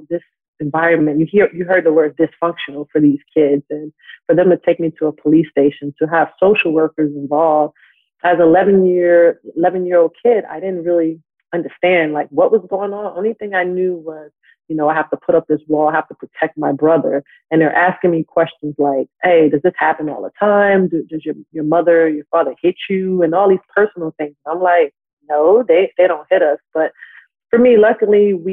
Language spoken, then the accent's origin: English; New York City, New York, United States; moved away as an adult; also born or lived in California; I'm from New York City in Astoria, and I live about 20 minutes away right now from Queens.